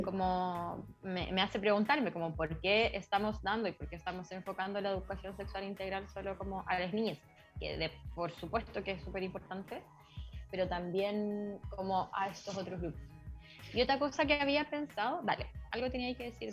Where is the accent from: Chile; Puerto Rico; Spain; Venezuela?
Chile; Nací en Chile